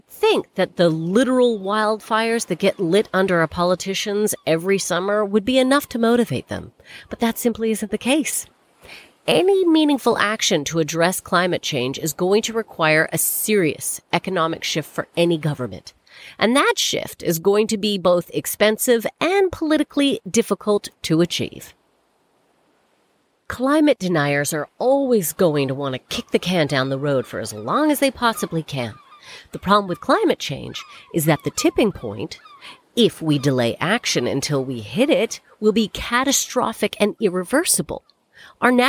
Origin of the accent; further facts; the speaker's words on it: Canada; now in United Kingdom; It's been a really fucking weird week to be a Canadian